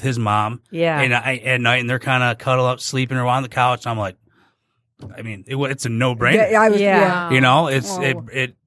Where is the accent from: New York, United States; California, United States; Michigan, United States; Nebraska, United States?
Michigan, United States; Sterling Heights; I grew up in Sterling Heights